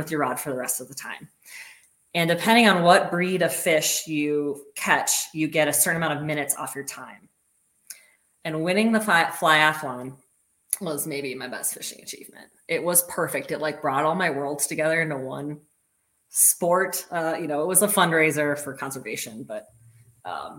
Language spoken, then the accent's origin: English; Minnesota, United States; I grew up in Minnesota, which is close to Canada.